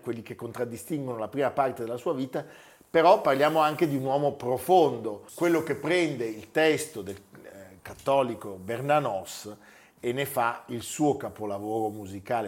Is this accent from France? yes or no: yes; France; now in Italy; Io sono francese fino in fondo, mio fratello è colonnello del Sesto dei Dragoni